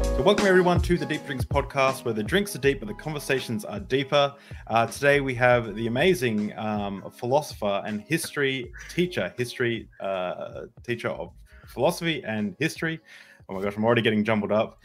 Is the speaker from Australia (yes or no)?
yes; Australia; I'm an Australian